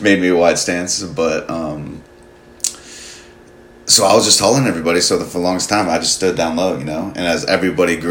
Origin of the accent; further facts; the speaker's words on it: Phoenix, Arizona, United States; I grew up in Phoenix, Arizona